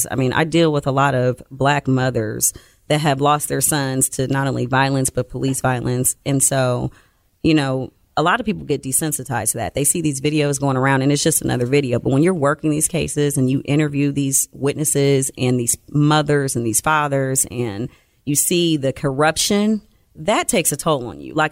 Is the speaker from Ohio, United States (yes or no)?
yes; Columbus, Ohio, United States; So, did you grow up around here? I did. I'm from Columbus.